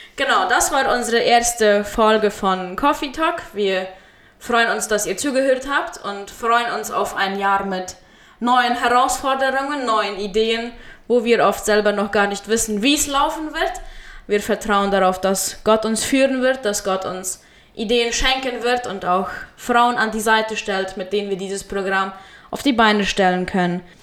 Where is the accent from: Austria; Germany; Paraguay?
Paraguay; Friesland, San Pedro Department; moved away as an adult; now in Chaco, Paraguay; ich wurde in Friesland geboren, äh, bin dort aufgewachsen und zur Schule gegangen